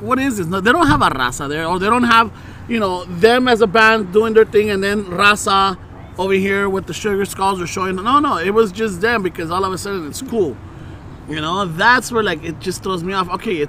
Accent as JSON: {"language": "English", "town": "Los Angeles", "region": "California", "country": "United States", "tie": "born or raised there", "first_language": "Spanish", "second_language": "English", "said": "Look, we grew up in this area. We grew up in South Central. We grew up wherever it was."}